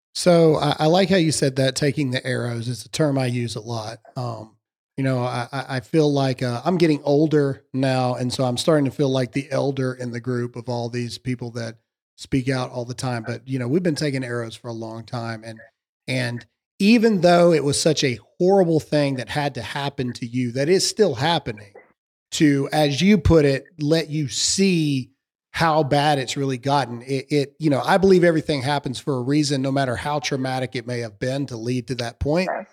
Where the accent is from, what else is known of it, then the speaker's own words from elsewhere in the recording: the South, United States; born and raised South here